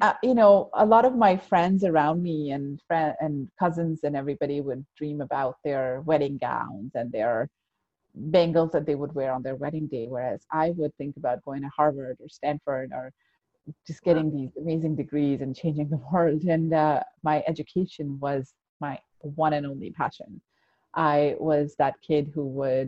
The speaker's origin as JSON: {"language": "English", "region": "Abu Dhabi", "country": "United Arab Emirates", "tie": "born or raised there", "also_born_or_lived": "Pakistan", "moved": "yes", "said": "I was growing up like, a typical teenager, whatever that looked like, and back in the day in the 90s in Abu Dhabi. I'm originally from Pakistan. That's where I was born."}